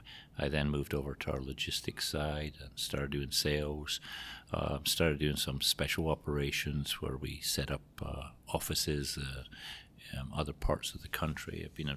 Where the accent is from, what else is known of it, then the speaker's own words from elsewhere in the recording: Scotland, United Kingdom; moved away as an adult; also born or lived in Greece / Portugal / Spain / England; now in Iowa, United States; you might have picked it up from the accent, but not from around here. I was born and raised in Scotland.